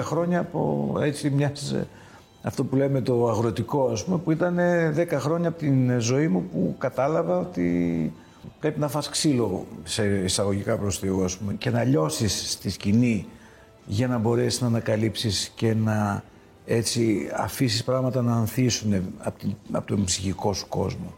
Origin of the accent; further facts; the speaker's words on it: Greece; Εμείς ως Έλληνες και ως outsiders